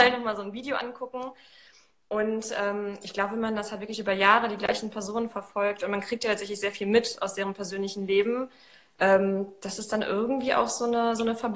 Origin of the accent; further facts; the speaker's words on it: Poland; Ich komme eigentlich aus Polen, deswegen gucke ich im Augenblick äh, auch ein paar polnische Kanäle tatsächlich, um die Sprache so wieder drauf zu